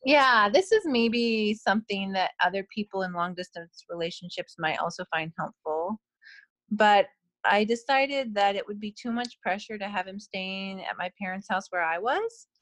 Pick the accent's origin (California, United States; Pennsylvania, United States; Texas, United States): California, United States; Simi Valley; now in British Columbia, Canada; I was originally from um, the Simi Valley, California area.